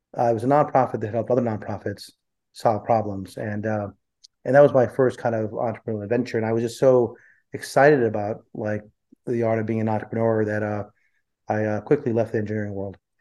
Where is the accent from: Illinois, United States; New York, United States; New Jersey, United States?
New Jersey, United States; central; also born or lived in India; I grew up in uh, central New Jersey. Uh, I was born in India and I came when I was four